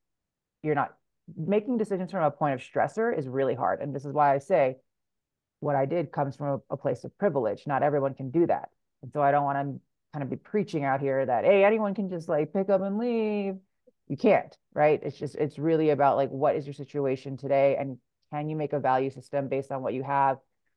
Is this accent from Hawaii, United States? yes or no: yes; Hawaii, United States; So when I come home to Hawaii now, I get up at about 3:30 in the morning, and then I work through the day, and then I have the afternoon with my family.